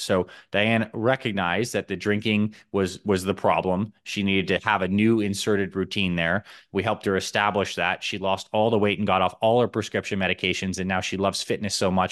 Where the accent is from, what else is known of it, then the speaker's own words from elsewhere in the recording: Syracuse, New York, United States; now in Arizona, United States; I grew up in Syracuse, New York